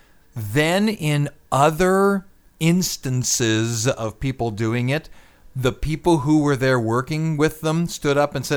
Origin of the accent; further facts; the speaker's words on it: Scotland, United Kingdom; I'm Scottish